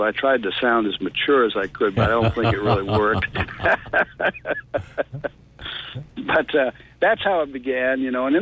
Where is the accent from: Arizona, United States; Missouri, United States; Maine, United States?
Maine, United States; now in Tennessee, United States; I'm not originally from Tennessee. I'm originally from Maine, so that makes me a maniac.